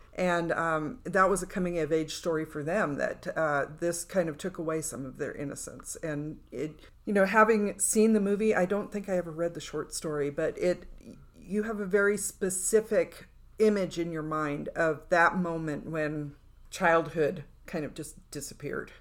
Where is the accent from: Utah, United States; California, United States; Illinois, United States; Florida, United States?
California, United States; now in Nevada, United States; where I grew up in California, it was fog